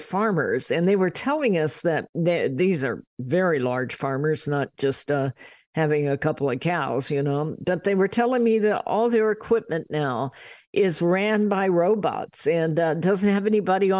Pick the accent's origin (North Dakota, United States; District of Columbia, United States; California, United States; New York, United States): California, United States; Riverside; we're from Riverside in California